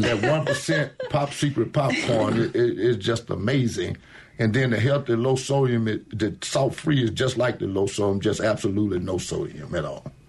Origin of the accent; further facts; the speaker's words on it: Jackson, Mississippi, United States; now in Crystal Springs, United States; I'm from Jackson, Mississippi, but now I live in Crystal Springs